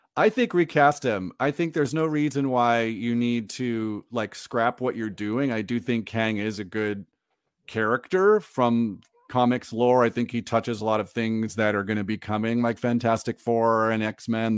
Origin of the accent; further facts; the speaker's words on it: Orange County, California, United States; I grew up in Orange County, California